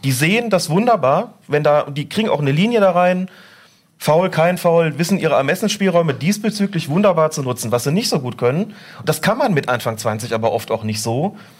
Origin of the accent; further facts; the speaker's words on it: Rhineland, Germany; ich bin im Rheinland groß geworden